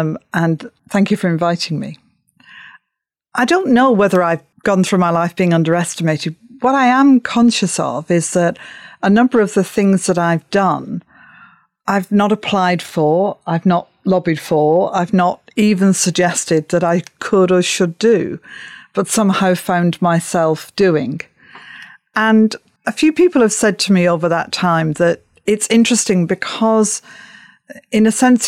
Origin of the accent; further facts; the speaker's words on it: Upholland, North West England, United Kingdom; You know, I came from Upholland, Wigan, Lancashire, Britain, the world, and so on.